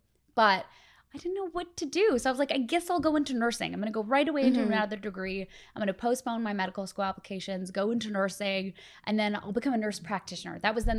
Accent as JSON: {"language": "English", "country": "Canada", "tie": "born or raised there", "said": "I grew up in Canada, so you grow up loving Much Music."}